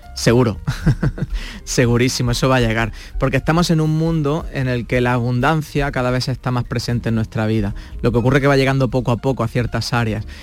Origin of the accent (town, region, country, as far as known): Granada, Andalusia, Spain; moved away